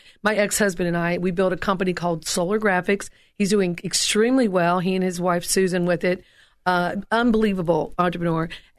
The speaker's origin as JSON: {"language": "English", "region": "Tennessee", "country": "United States", "said": "No, originally I'm from East Tennessee, and I try to hide the accent when I'm on air."}